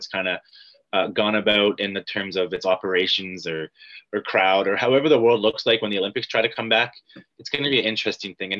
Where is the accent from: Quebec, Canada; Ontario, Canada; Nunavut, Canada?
Ontario, Canada; Dundas; I'm a Dundas boy.